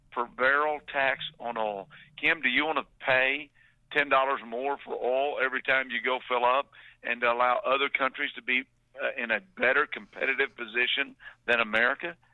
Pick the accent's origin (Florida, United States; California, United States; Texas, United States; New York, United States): Texas, United States; Palestine; I grew up in East Texas